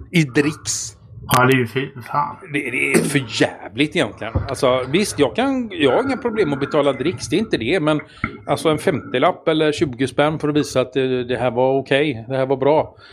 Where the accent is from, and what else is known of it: Sweden